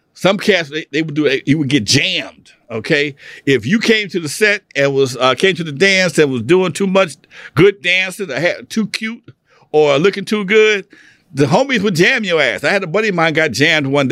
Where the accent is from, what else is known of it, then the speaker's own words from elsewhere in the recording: Los Angeles, California, United States; I grew up in Athens off of Main and El Segundo.